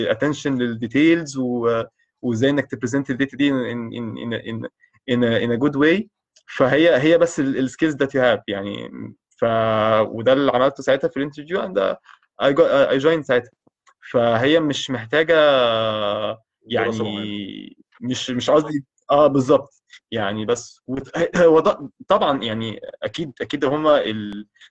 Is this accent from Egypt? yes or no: yes; Egypt